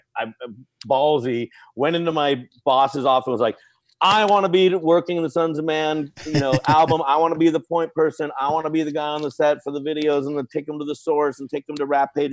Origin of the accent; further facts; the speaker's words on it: Los Angeles, California, United States; also born or lived in Long Beach / Hollywood / the Valley; Born and raised in Los Angeles